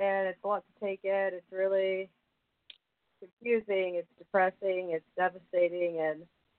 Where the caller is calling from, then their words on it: Georgia, United States; I'm calling from Georgia.